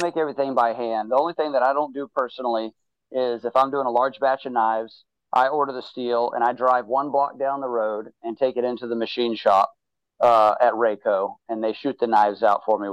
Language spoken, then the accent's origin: English; Mobile, Alabama, United States; moved away; I'm from South Alabama. I would go hunting with my dad and everything, but you know, we didn't go hunting a ton. We did a lot more fishing. We were on the coast in Mobile